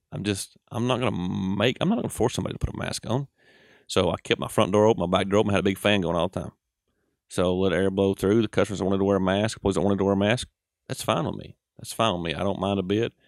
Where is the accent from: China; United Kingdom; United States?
United States; accent: Southern; We're from Saint Charles Ethel down through there